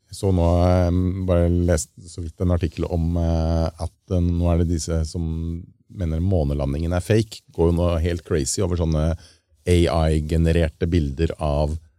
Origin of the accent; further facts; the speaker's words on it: Lørenskog, Akershus, Norway; han lille gutten som sto hjemme i eh, skauen eh, hjemme på Lørenskog og sprengte den der eh, lekebilen med kinaputter foran VHS-kamera